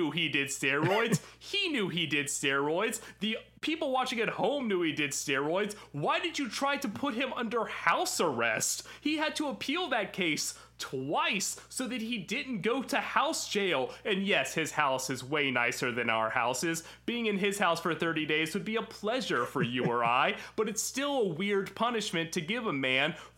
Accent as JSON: {"language": "English", "town": "Memphis", "region": "Tennessee", "country": "United States", "tie": "born or raised there", "said": "I grew up in Memphis"}